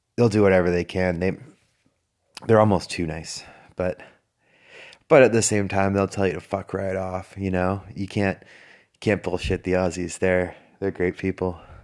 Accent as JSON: {"language": "English", "country": "Canada", "moved": "as an adult", "lives_now": "Australia", "said": "I'm from Canada, and we have real winters"}